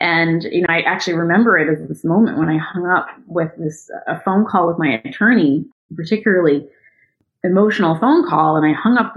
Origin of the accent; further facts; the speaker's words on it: United States; I'm an American citizen. I was actually born here